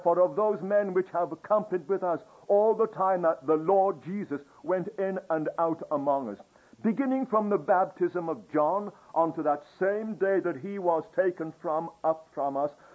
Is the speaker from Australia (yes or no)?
no; England, United Kingdom; I'm English